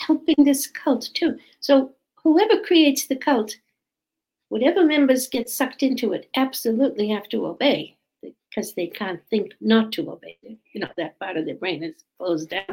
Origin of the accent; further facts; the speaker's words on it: Australia; also born or lived in Boston, Massachusetts, United States; I'm from Australia. Well, I was born in Boston, Massachusetts, but I spent most of my life down under.